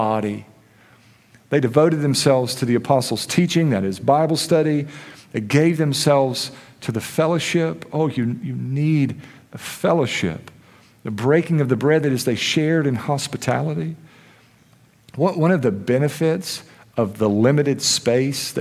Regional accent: United States; as American Christians

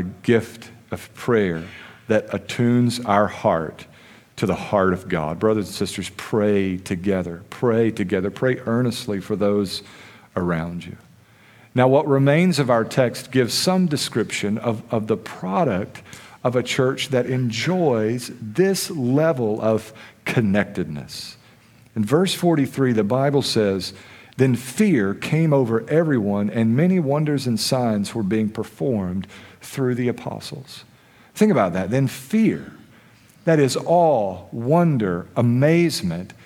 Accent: United States; as American Christians

